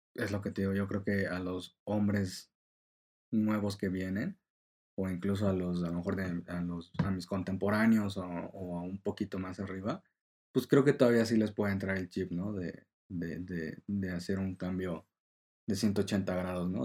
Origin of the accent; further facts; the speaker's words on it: Mexico; como mexicanos